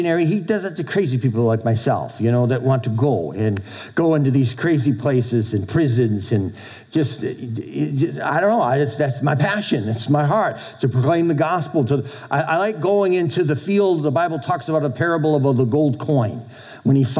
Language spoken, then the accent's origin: English; Boston, Massachusetts, United States; moved away as an adult; also born or lived in Texas; now in Minnesota, United States; I'm from Boston